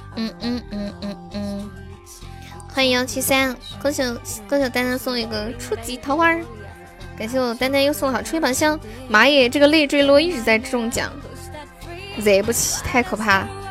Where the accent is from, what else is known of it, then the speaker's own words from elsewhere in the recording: Sichuan, China; 我是四川的